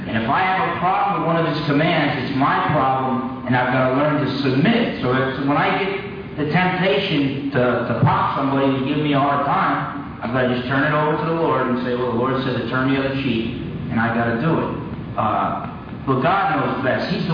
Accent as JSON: {"language": "English", "region": "New Jersey", "country": "United States", "tie": "born or raised there", "said": "I grew up in New Jersey."}